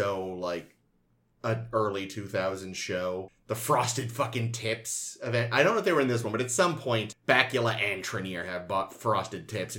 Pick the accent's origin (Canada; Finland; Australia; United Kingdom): United Kingdom; I'm British. My understanding of time comes from James Bond pages.